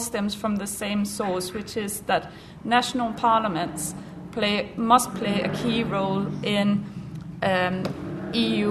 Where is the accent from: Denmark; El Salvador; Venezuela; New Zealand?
Denmark; now in United Kingdom; I'm from Denmark